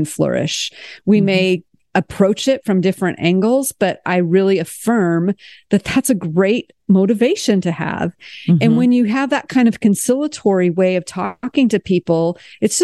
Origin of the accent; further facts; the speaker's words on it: United States; moved away as an adult; also born or lived in France; as an American